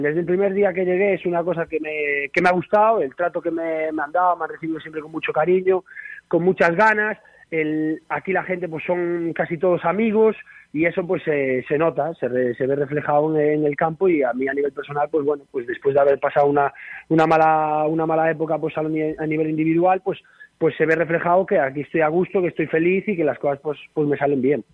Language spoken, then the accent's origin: Spanish; Galicia, Spain; moved away as an adult; also born or lived in Ukraine; now in Vitoria, Spain; soy un mal gallego.